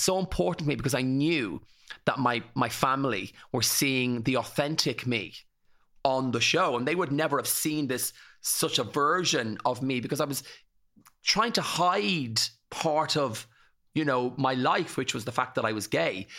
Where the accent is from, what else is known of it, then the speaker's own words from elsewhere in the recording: County Kildare, Leinster, Ireland; grew up in Ruthangian, in County Kildare, in the eighties